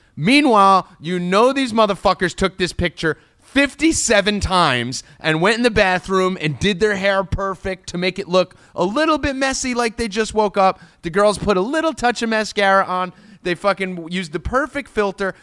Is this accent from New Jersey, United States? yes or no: yes; New Jersey, United States; growing up in Jersey, the Italian mafia mentality that everyone has here